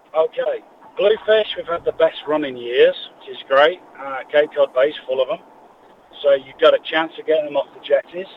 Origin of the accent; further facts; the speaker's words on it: England, United Kingdom; moved away; Being English